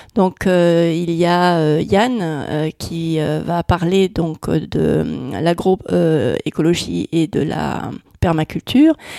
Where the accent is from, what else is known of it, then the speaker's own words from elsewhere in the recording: Netherlands; now in France; je suis née aux Pays-Bas